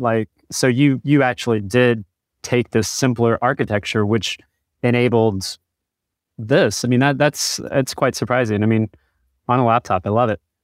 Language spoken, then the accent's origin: English; Chattanooga, Tennessee, United States; I grew up in Chattanooga